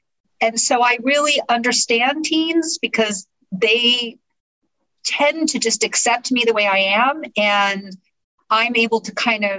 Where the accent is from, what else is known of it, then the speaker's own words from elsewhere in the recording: Sausalito, California, United States; born there; I was born in 1961 in Sausalito, California, and spent the first 4 years of my life on a houseboat in Gate 5.